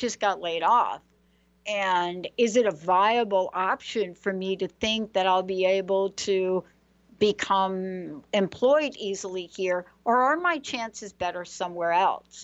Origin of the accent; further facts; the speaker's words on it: New York, United States; moved away as an adult; also born or lived in New Jersey / California; now in Seattle, United States; I was born in New York, grew up in New York, had a corporate career